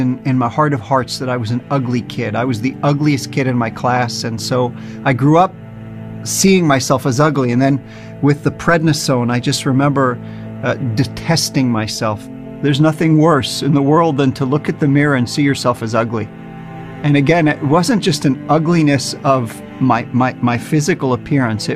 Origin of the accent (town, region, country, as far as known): New Jersey, United States; born or raised there; now in Israel